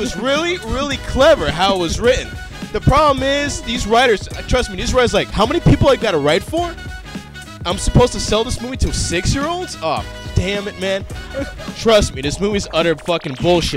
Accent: New York City, New York, United States; where I grew up in Brooklyn, in Brooklyn Heights

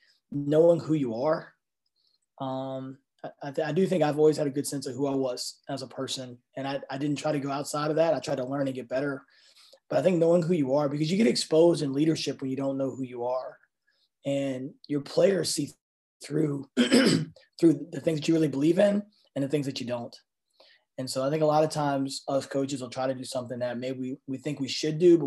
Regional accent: New Kent, Virginia, United States; moved away; I'm from New Kent, Virginia, and you know, we're you know, people don't become college basketball coaches from New Kent, Virginia

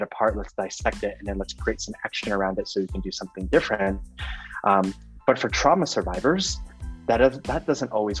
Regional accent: Oakland, California, United States; moved away as an adult; now in San Miguel de Allende, Mexico; I am formerly from the Bay Area native, Oakland, California. Now live in San Miguel de Allende, Mexico

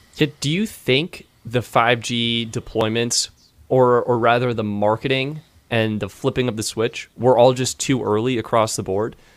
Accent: Longmont, Colorado, United States; my hometown in Longmont

